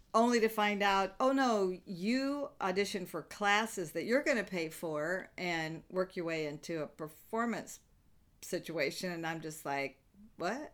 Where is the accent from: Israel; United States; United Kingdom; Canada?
United States; the South; now in Los Angeles, United States; I grew up in the South in the buckle of the Bible Belt